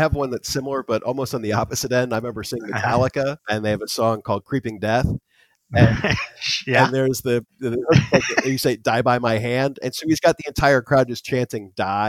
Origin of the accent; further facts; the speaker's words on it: Daytona Beach, Florida, United States; also born or lived in Tampa, Florida; I grew up in Daytona Beach, outside of Daytona Beach, actually.